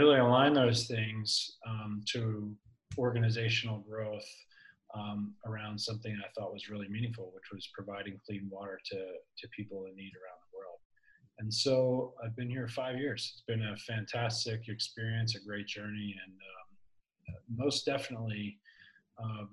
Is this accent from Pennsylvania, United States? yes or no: yes; Philadelphia, Pennsylvania, United States; my hometown of Philadelphia.